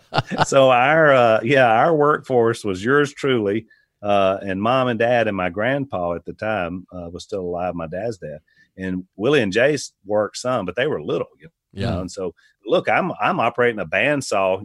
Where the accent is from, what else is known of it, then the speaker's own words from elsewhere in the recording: United States; as an American